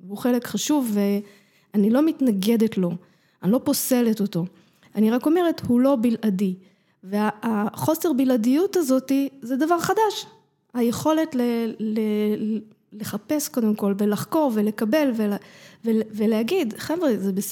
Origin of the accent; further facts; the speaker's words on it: Jerusalem, Jerusalem District, Israel; בתוך הבית, הבית שלנו היה מסורת מרוקו, חגים, תפילה, מאכלים, אה, כל מה ש... הכל, חגיגות משפחתיות, זה היה מאוד מרוקאי.